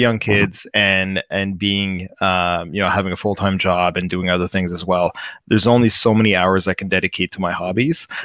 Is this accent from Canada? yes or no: yes; Canada's East Coast, Canada; I'm um, from Canada's East Coast